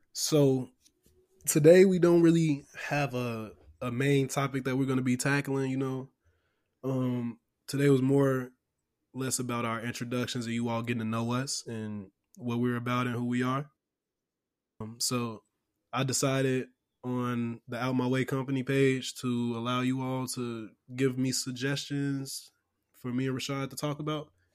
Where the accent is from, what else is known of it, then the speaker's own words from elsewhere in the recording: Chicago, Illinois, United States; I'm from Chicago